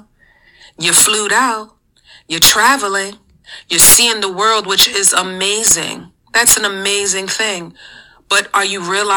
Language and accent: English; New York City, New York, United States; We're from the Bronx, New York